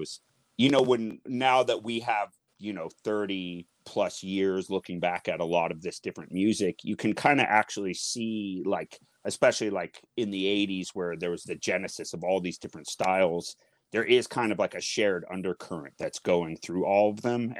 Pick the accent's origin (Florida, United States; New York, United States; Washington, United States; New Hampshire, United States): Washington, United States; Seattle; growing up in this city